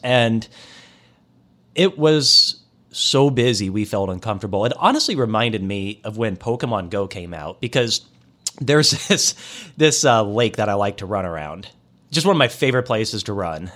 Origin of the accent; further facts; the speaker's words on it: Des Moines, Iowa, United States; moved away; also born or lived in Kansas City; I'm from Des Moines, Iowa